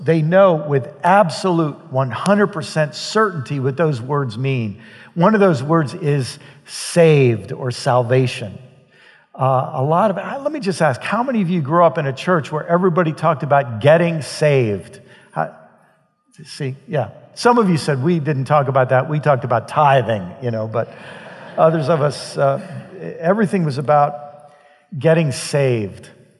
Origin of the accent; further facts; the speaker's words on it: Maryland, United States; also born or lived in New York / Midwest; I was born in New York State, so I was really a Yankee. No trouble. I don't want to cause any trouble. And then lived in the Midwest for a while, and then my family settled in Maryland